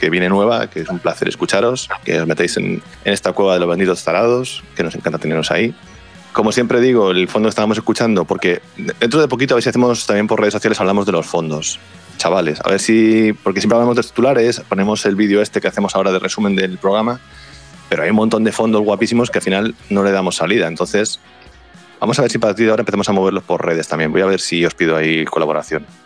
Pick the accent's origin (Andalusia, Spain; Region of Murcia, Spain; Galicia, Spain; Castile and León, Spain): Galicia, Spain; Y me gusta que me hables de mi tierra gallega